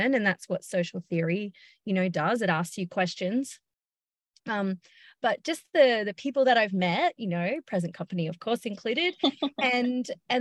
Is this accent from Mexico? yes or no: no; Byron Bay, New South Wales, Australia; I just moved home. I'm from Byron Bay